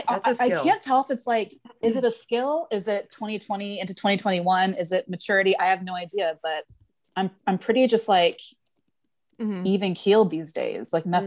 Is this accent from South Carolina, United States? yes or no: no; Plano, Texas, United States; moved away as an adult; also born or lived in Waco, Texas; now in New York, United States; So May 14th, 1992 is my birth date. And I was born in Plano, Texas.